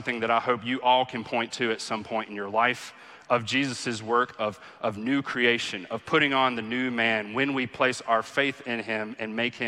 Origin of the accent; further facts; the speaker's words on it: the Bible Belt, United States; growing up in the Bible Belt